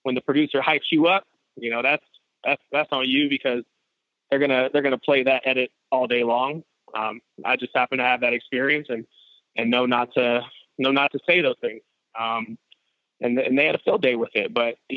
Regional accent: San Francisco, California, United States; I grew up in Frisco in the 80s

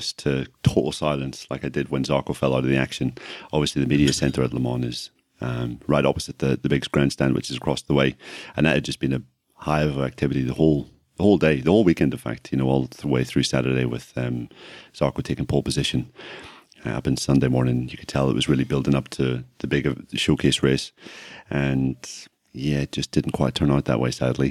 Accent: Ireland; accent: Irish

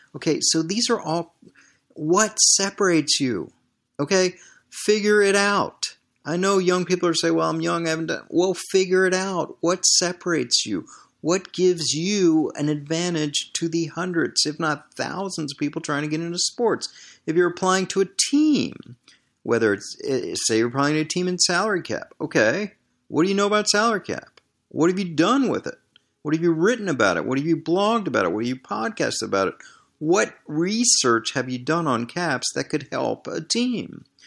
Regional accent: Washington, District of Columbia, United States; moved away as an adult; also born or lived in Barcelona, Spain / Green Bay, Wisconsin; growing up in Washington, D C

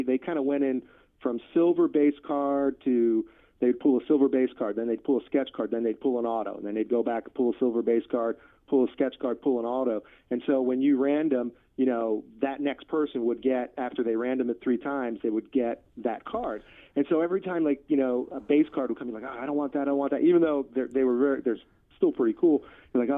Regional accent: Philadelphia, Pennsylvania, United States; now in Kansas City, United States; I grew up in Philadelphia, a suburb of Philly

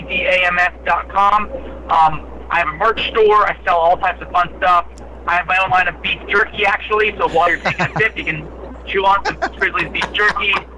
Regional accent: New Jersey, United States; I'm from New Jersey. I was raised on classic rock.

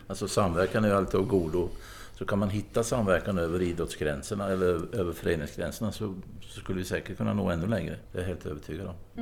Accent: Östergötland, Sweden; i mitt hemlän Östergötland

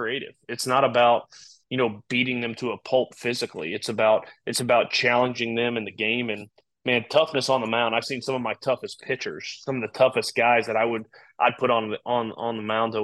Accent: Texas, United States; moved away; also born or lived in Kansas; I grew up in Texas

